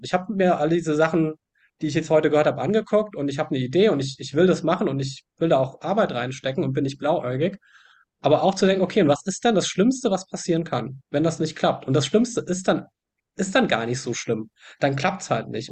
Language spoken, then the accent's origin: German; Germany; ich, ich mag meine Heimat